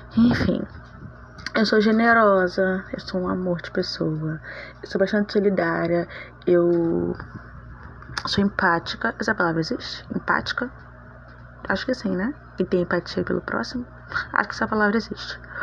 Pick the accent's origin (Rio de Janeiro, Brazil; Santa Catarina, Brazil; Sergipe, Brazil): Rio de Janeiro, Brazil; Eu sou natural do Rio de Janeiro. Sou carioca da Gema